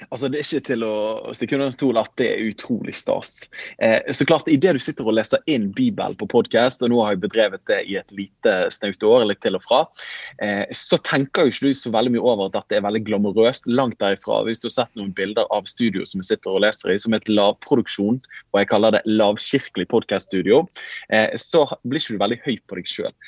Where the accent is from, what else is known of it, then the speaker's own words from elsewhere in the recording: Bergen, Vestland, Norway; accent: Bergen dialect (bergensk); jeg snakker bergensk